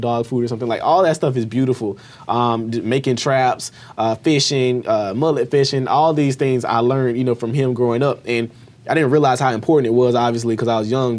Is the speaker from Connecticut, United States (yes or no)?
no; Albany, Georgia, United States; I grew up in Albany, Georgia